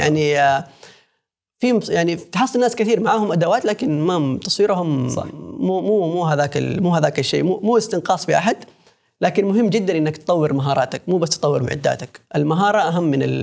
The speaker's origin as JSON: {"language": "Arabic", "town": "Mecca", "region": "Makkah Province", "country": "Saudi Arabia", "said": "انا من مكه"}